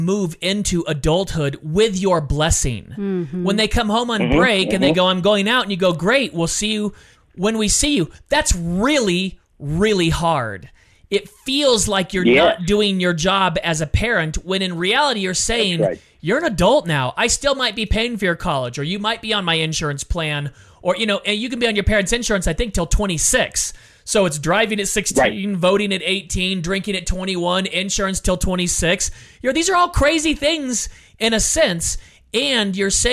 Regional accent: California, United States; also born or lived in Illinois; I was born and raised in California

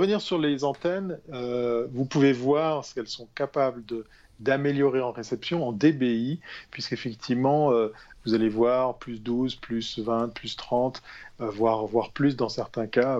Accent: Switzerland; En tant que bon Suisse

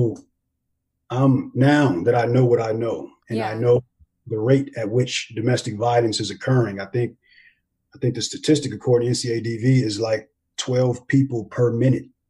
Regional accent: Los Angeles, California, United States; moved away as an adult; also born or lived in Germany / Honduras / Korea; Grew up in Los Angeles, California.

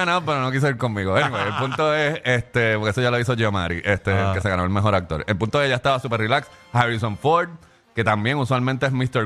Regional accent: Puerto Rico; yo soy de Puerto Rico

